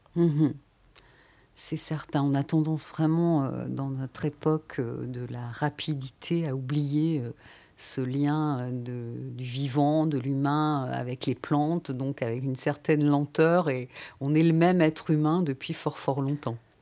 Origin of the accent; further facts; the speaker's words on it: Paris, Île-de-France, France; also born or lived in Versailles; je suis une Parisienne de naissance